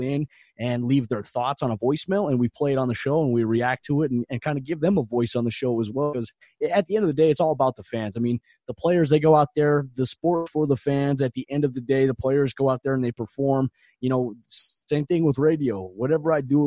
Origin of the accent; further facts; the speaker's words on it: Colorado, United States; I was born in Colorado